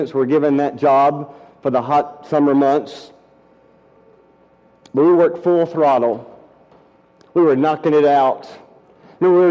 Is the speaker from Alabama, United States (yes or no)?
yes; Decatur, Alabama, United States; During college, I worked summers at 3M, a large plant in my hometown, Decatur, Alabama.